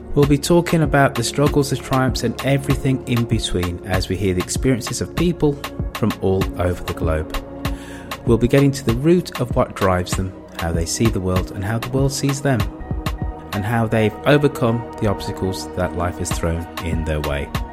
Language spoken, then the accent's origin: English; United Kingdom; also born or lived in United States; being a Brit that spends half his time living in the United States